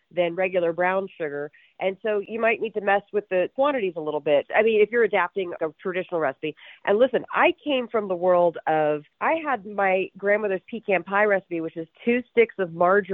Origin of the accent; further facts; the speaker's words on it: Arlington, Virginia, United States; moved away as an adult; also born or lived in Atlanta, Georgia / California; now in Santa Ynez Valley, United States; I grew up in Washington, D.C., in Arlington, Virginia